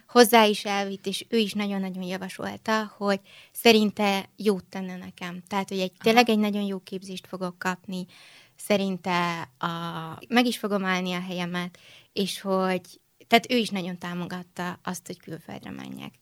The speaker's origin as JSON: {"language": "Hungarian", "region": "Budapest", "country": "Hungary", "tie": "born or raised there", "also_born_or_lived": "Vienna, Austria", "moved": "as an adult", "said": "itt születtem Budapesten, uh-huh. itt születtem Magyarországon, itt is nőttem föl"}